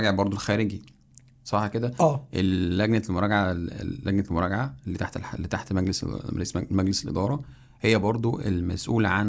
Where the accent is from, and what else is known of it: Egypt